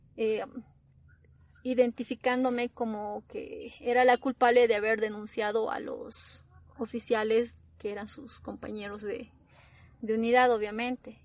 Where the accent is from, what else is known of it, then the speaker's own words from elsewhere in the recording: Bolivia; no le interesamos como bolivianos